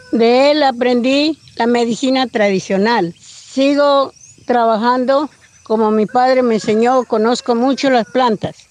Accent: Puerto Umbría, Putumayo, Colombia; Nací en Puerto Umbría, Putumayo. Mi padre era ingano, mi madre era siona. Nosotros vivíamos en Umbría, trabajábamos con mi padre. Y nosotros nos crecimos allá en ese pueblo

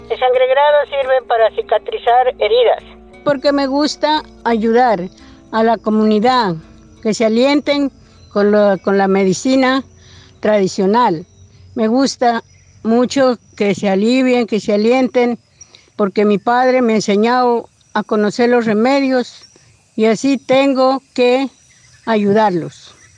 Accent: Puerto Umbría, Putumayo, Colombia; Nací en Puerto Umbría, Putumayo. Mi padre era ingano, mi madre era siona. Nosotros vivíamos en Umbría, trabajábamos con mi padre. Y nosotros nos crecimos allá en ese pueblo

